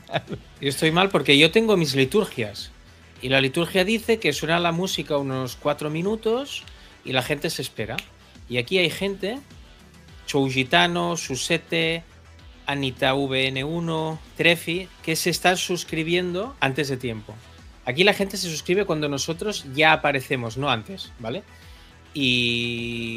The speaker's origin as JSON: {"language": "Spanish", "region": "Catalonia", "country": "Spain", "said": "los catalanes"}